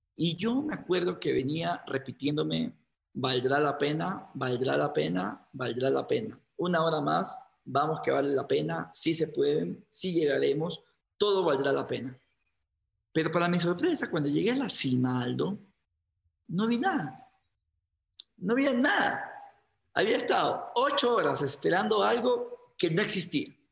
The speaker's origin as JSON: {"language": "Spanish", "town": "Guayaquil", "region": "Guayas", "country": "Ecuador", "tie": "born or raised there", "moved": "as an adult", "lives_now": "Quito, Ecuador", "said": "en Guayaquil, que es de donde me, en donde me crié, en Ecuador"}